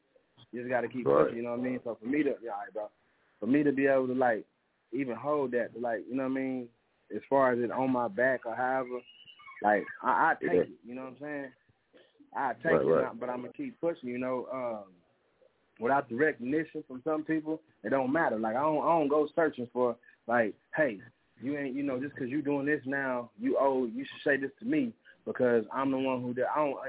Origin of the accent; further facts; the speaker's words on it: San Francisco, California, United States; now in Muskogee, United States; You know, even though I'm originally from San Francisco, California, the 415, Muskogee is my home, man.